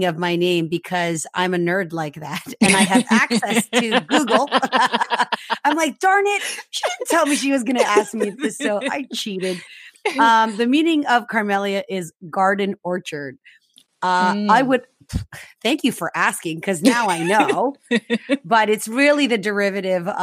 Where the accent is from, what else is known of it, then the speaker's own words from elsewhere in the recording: Philippines; moved away; also born or lived in Canada; I'm Filipino Canadian, born in the Philippines